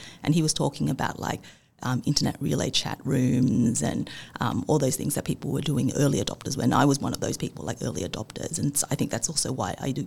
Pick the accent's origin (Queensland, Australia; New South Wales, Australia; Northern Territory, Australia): New South Wales, Australia; Sydney; growing up in Australia in the 80s and 90s